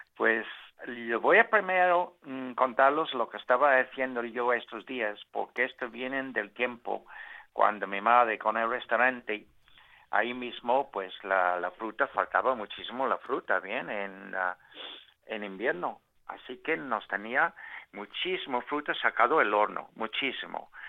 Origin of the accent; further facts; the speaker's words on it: Hong Kong; moved away; nací en Hong Kong eh, hace cuarenta y tantos años